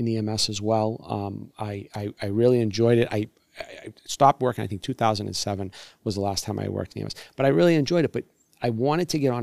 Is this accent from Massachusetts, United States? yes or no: yes; Brockton, Massachusetts, United States; that's where I wanted to be, my hometown, born and raised